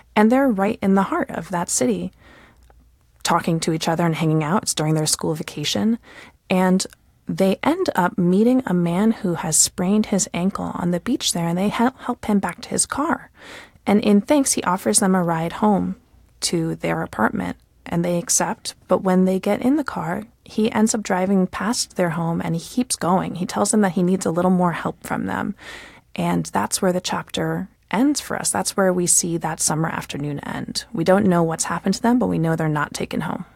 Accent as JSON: {"language": "English", "country": "United States", "said": "as an American"}